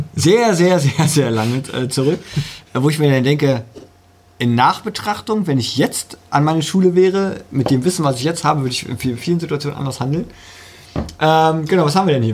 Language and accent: German; Germany; Bei uns in Deutschland